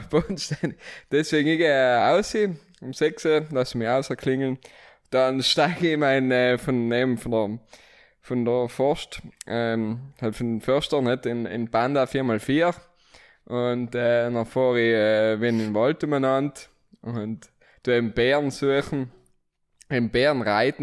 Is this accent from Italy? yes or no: yes; Merano, Trentino-Alto Adige, Italy; moved away as an adult; now in Vienna, Austria; ich bin gebürtiger Meraner, aber von der schönen Seite von Meran